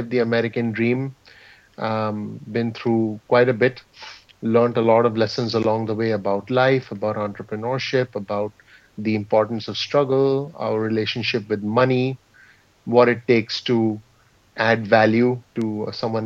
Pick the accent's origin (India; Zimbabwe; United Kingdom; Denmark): India; moved away as an adult; now in New Jersey, United States; I was actually born and raised in India, and I moved to the U.S. in 2002.